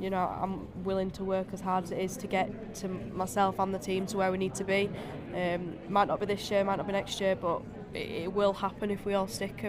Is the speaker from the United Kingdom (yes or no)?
yes; Huddersfield, Yorkshire and the Humber, United Kingdom; I'm from Huddersfield.